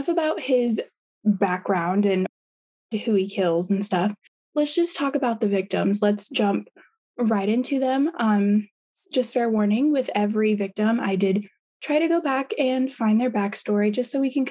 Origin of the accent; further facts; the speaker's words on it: Midwest, United States; me being a Midwesterner